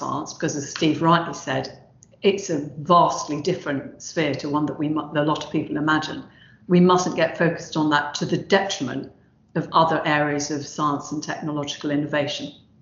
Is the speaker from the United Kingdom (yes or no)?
yes; London, United Kingdom; now in Southampton, United Kingdom; I grew up in South London and the one that I now enjoy down here in Southampton